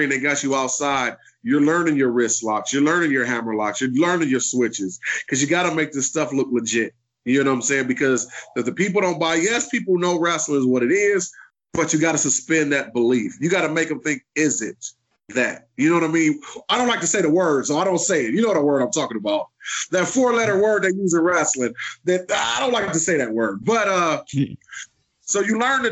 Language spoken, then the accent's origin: English; Detroit, Michigan, United States; growing up in Detroit, you know, they just don't expect us to be wrestlers